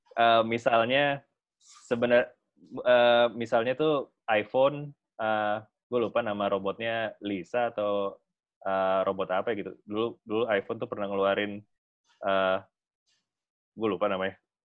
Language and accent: Indonesian; Setiabudi, South Jakarta, Indonesia; dulu waktu gua kecil banget itu gua ingat kayaknya me-, pernah, eh, dulu, eh, gua masih tinggal di daerah Setiabudi